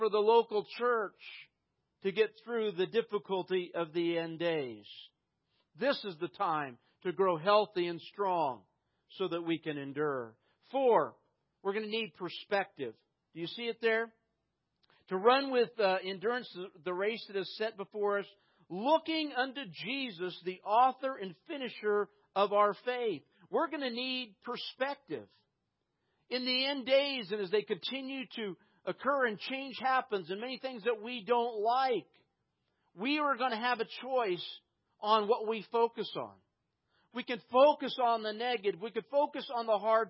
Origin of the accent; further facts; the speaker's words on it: United States; Growing up in prosperous America